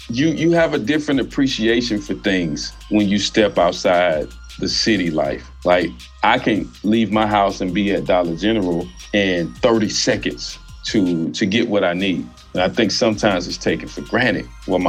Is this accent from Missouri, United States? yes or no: yes; Normandy, Missouri, United States; also born or lived in Tennessee; I grew up in Normandy, fast paced, hustle and bustle, gunshots here and there, police lights, police always pulling up, you know, interrogating, asking questions